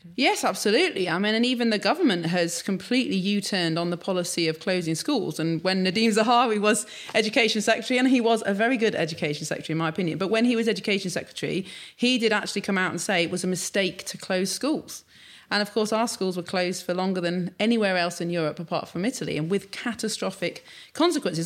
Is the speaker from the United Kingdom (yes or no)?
yes; Sheffield, Yorkshire and the Humber, United Kingdom; I grew up in Sheffield, but very much urban.